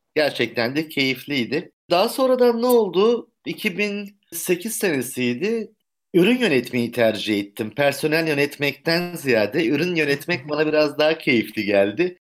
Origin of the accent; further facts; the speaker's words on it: Istanbul, Turkey; 1971 doğumluyum, İstanbulluyum